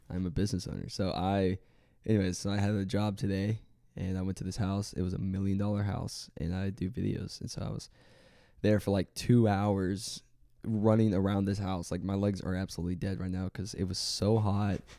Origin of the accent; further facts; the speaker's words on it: Waco, Texas, United States; now in Florida, United States; I grew up in Waco, Texas